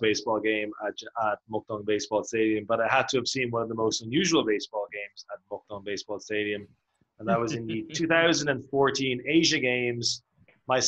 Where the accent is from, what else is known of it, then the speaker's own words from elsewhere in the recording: Ireland; now in South Korea; As an Irishman